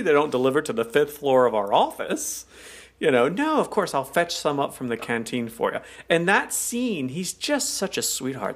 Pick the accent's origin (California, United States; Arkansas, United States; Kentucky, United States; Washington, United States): Arkansas, United States; when I grew up in Arkansas